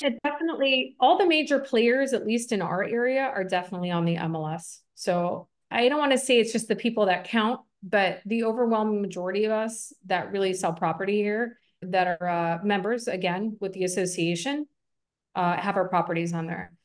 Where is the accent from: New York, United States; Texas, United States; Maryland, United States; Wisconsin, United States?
New York, United States; Buffalo; also born or lived in Des Plaines, Illinois / Schaumburg, Illinois / Tampa, Florida; now in Costa Rica; I grew up in Buffalo, New York